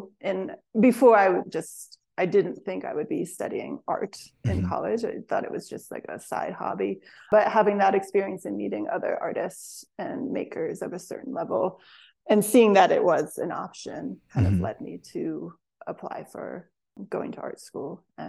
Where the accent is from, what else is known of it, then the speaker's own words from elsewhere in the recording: West Virginia, United States; now in Spruce Pine, United States; Yeah, I grew up in West Virginia, so a little bit north of here, but still Appalachia.